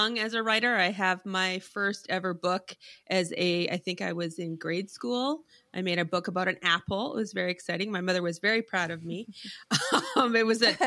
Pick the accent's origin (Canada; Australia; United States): Canada; We're Canadian.